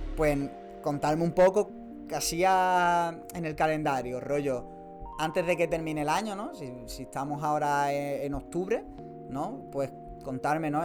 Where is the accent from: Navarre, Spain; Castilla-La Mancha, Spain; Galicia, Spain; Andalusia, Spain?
Andalusia, Spain; Málaga; somos de Málaga